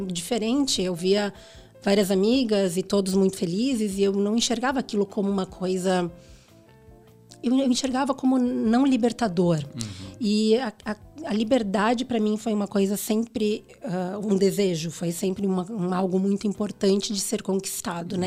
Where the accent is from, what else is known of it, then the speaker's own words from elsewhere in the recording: Rio Grande do Sul, Brazil; moved away as an adult; also born or lived in Porto Alegre; now in São Paulo, Brazil; eu vim do Sul, né? Eu sou gaúcha, e no Rio Grande do Sul nós somos muito bairristas